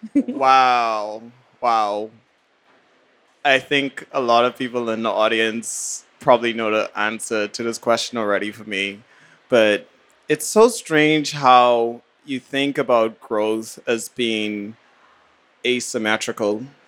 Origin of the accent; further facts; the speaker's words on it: Bahamas; also born or lived in New Haven; now in New York, United States; My very first residency I did was actually in the Bahamas, my hometown